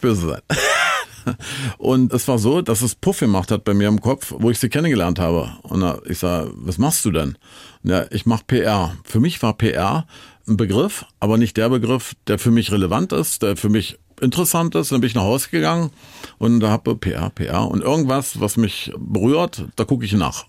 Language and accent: German; East Germany, Germany; Aufgewachsen bin ich in der DDR